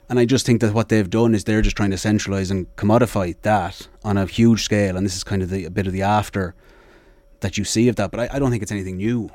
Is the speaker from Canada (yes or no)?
no; Sligo, Connacht, Ireland; growing up in Sligo